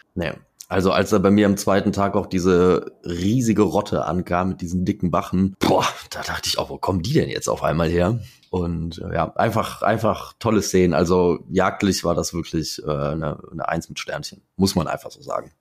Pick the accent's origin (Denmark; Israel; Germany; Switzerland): Germany; Eifel; Also bei uns in der Eifel und in, insgesamt so in Westdeutschland